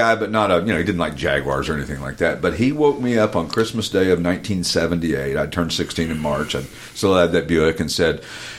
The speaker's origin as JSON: {"language": "English", "town": "Knoxville", "region": "Tennessee", "country": "United States", "tie": "born or raised there", "said": "Hey, listen, I grew up in East Tennessee in Knoxville."}